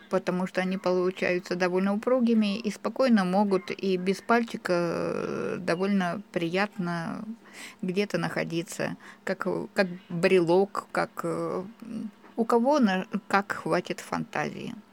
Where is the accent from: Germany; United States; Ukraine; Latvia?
Ukraine; Donbas; now in Nevezhkino, Russia; Проживаю в селе Невешкино уже шестой год. Приехали сюда. Мы из Донбасса с семьей моей дочери.